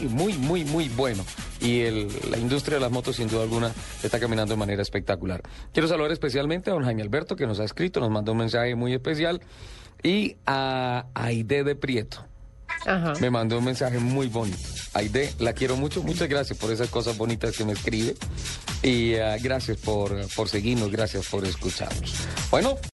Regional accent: Santander, Colombia; now in Bogotá, Colombia; en mi tierra, en Santander

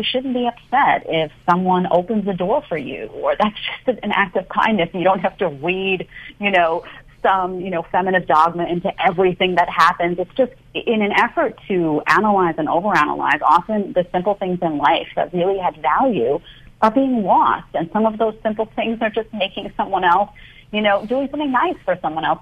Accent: New York City, New York, United States; born or raised there; also born or lived in Manhattan, New York

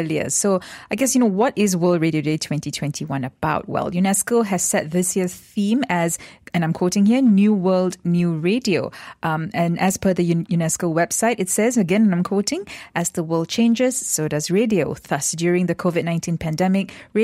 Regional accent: Johor, Malaysia; I grew up in Johor

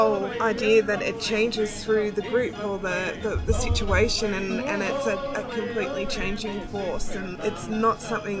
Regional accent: Portland, Victoria, Australia; I come from Portland, which is just near Port Ferry.

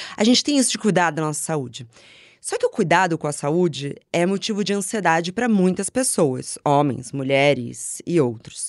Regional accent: São Paulo, Brazil; moved away; also born or lived in Rio de Janeiro; cresci em São Paulo, eu mudei pro Rio de Janeiro

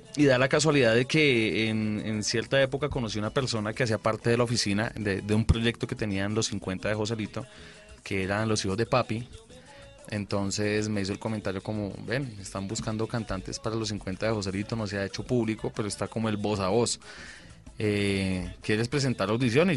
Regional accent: Bucaramanga, Santander, Colombia; De Bucaramanga todos somos

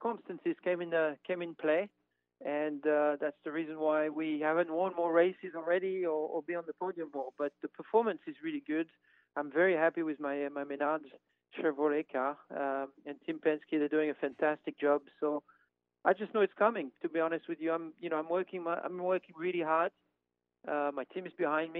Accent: France; moved away; I grew up in France

